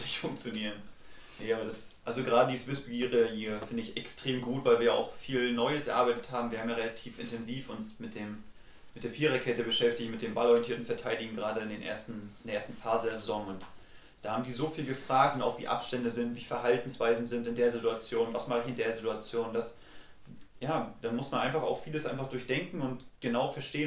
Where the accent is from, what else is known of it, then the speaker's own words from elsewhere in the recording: Mecklenburg-Vorpommern, Germany; dadurch, dass ich halt aus Mecklenburg-Vorpommern komme, bin ich ja so zwangsweise Hansa ah. Rostock-Fan